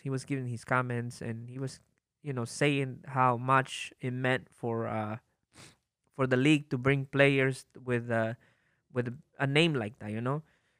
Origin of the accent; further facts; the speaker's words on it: Mexico; moved away; I grew up playing the sport. That was my second sport. And, growing up in Mexico